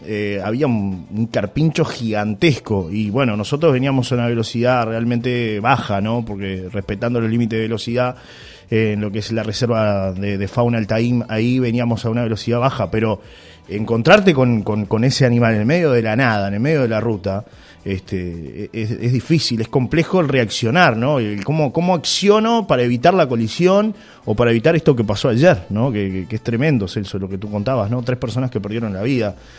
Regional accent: Uruguay; uruguayo, soy uruguayo

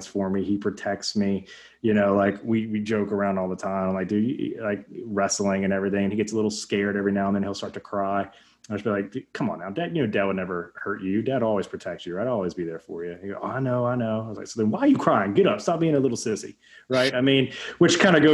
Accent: Alabama, United States; that's where we grew up in Alabama

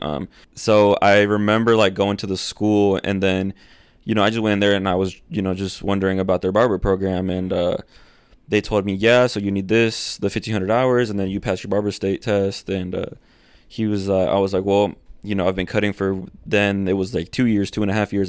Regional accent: Akron, Indiana, United States; first language Spanish; English is a second language; also born or lived in Fort Wayne, Indiana; So I'm from Akron, a little town, you know, and then I moved to a huge city in my eyes

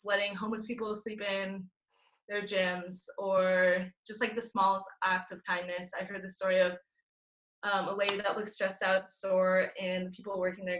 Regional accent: Gig Harbor, Washington, United States; I'm from Gay Harbor, Washington

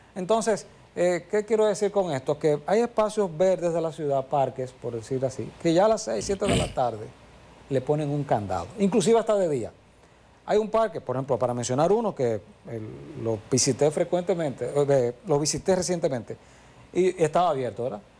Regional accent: Santiago de los Caballeros, Santiago, Dominican Republic; todos somos aquí de Santiago

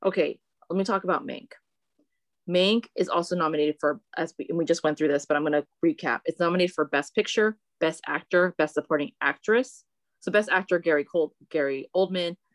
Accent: Philippines; I'm Filipino

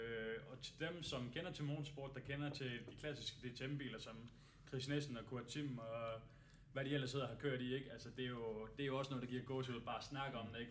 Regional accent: Denmark

